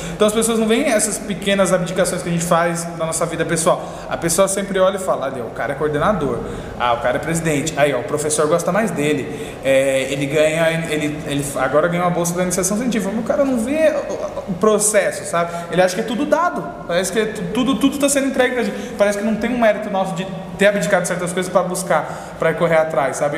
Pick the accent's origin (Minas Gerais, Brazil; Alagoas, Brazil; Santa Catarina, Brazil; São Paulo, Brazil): São Paulo, Brazil; Eu sou ali da Patriarca, Zona Leste